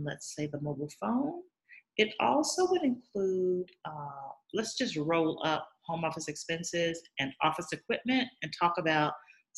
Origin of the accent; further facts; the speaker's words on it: Alabama, United States; moved away; I am from Alabama, when I come to visit my family and friends